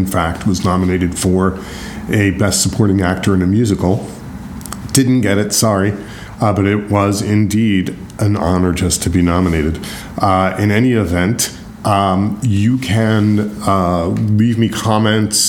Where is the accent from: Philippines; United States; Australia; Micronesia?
United States; New York; also born or lived in Philadelphia; I'm from New York